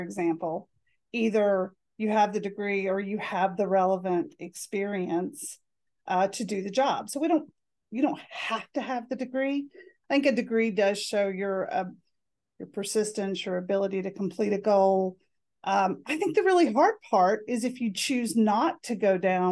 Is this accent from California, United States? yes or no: no; North Carolina, United States; I come from North Carolina